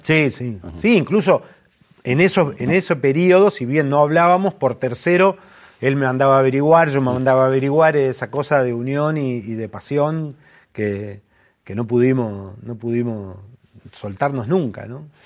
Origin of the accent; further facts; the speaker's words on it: Mar del Plata, Buenos Aires Province, Argentina; also born or lived in General Roca, Córdoba; a los 9, 10 años me fui a vivir a Mar del Plata con mis viejos